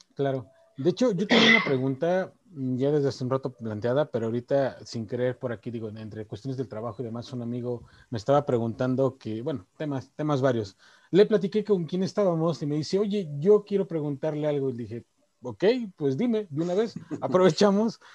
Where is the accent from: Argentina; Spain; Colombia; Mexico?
Mexico; como México, como latinos